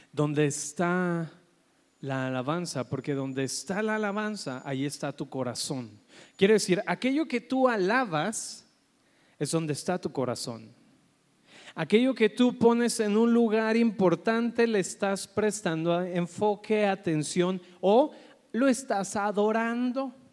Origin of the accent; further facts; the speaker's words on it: Colombia; moved away; Es que vengo de Colombia, ¿verdad? Y por eso estoy hablando así.